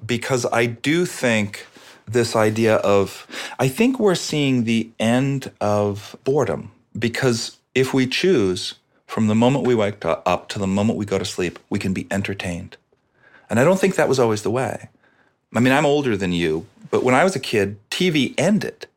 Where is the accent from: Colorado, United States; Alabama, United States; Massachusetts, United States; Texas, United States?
Massachusetts, United States; Boston; I'm Irish from Boston